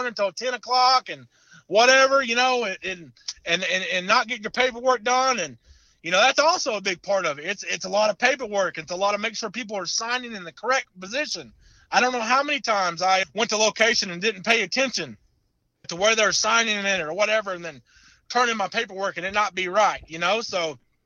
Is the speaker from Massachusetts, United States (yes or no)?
no; Oklahoma, United States; I'm from Oklahoma